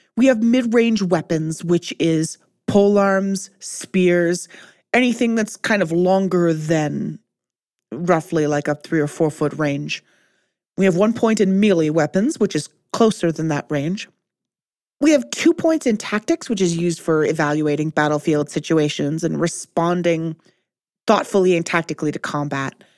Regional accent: Canada; Speaking as a Canadian

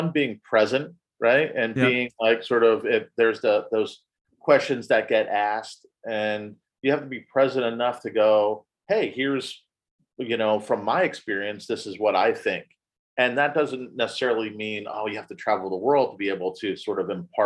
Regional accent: New Jersey, United States; moved away; I grew up in New Jersey

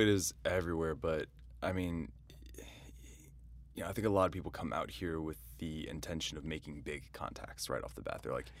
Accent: East Coast, United States; growing up on the East Coast, you get seasons.

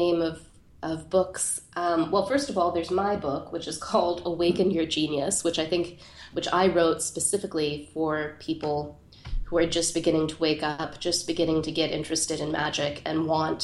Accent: Pittsburgh, Pennsylvania, United States; There's this plateau in Pittsburgh, my hometown, which overlooks the city

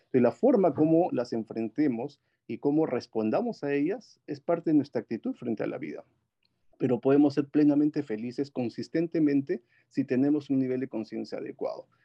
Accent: Huancayo, Junín, Peru; moved away as an adult; also born or lived in Lima, Peru; Yo soy de Perú, nací en la ciudad de Huancayo con un clima muy similar al, al Silicon Valley, el Valle del Mantaro, ahí en Perú. Eh, estudié ahí la primaria y la secundaria y luego pasé a Lima

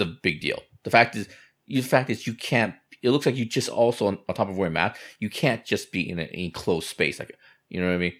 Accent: United States; I grew up in America

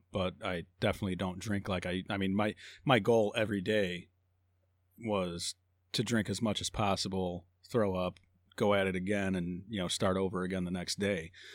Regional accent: Hammond, Indiana, United States; also born or lived in Phoenix, Arizona / Joplin, Missouri / Griffith, Indiana; born and raised Hammond

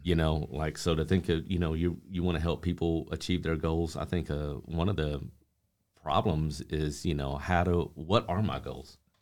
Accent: Amarillo, Texas, United States; I grew up here in Amarillo, um, lifelong

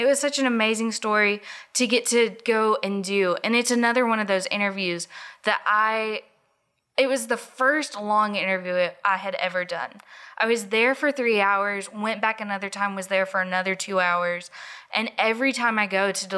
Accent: Drummonds, Tennessee, United States; I grew up in Drummond. It's 15 minutes away from anywhere

